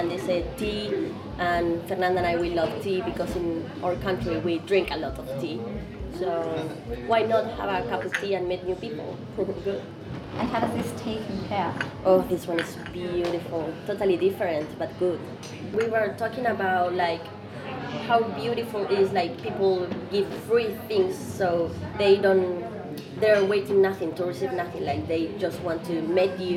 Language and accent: English; Elsternwick, Victoria, Australia; Hi, I'm …, and I'm from Elsternwick.